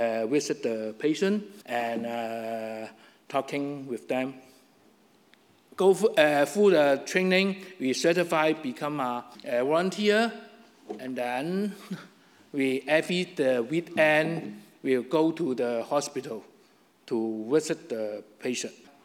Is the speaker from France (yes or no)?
no; Hong Kong; English is a second language; moved away; I still live in Hong Kong alone